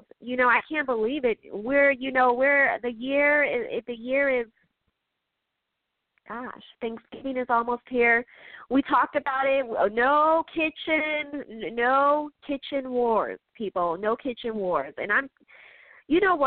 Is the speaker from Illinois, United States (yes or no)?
yes; Chicago, Illinois, United States; I'm from Chicago. I'm from the Midwest.